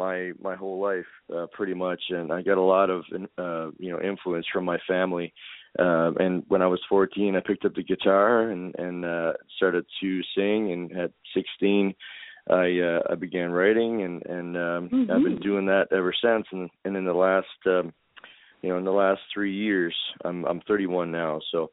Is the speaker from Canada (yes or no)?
yes; East Coast of Canada, Canada; I'm from the East Coast of Canada. And, I grew up with a lot of music in my family